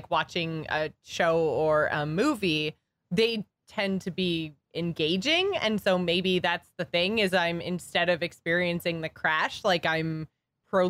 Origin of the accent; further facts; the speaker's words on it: Canada; we're Canadian